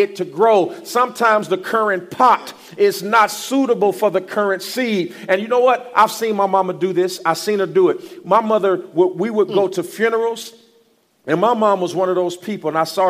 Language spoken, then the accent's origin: English; East Chicago, Indiana, United States; moved away as an adult; also born or lived in Gary, Indiana / Fort Wayne, Indiana; now in Houston, United States; I am from Gary, Indiana. Born in Gary, Indiana. I grew up in East Chicago, Indiana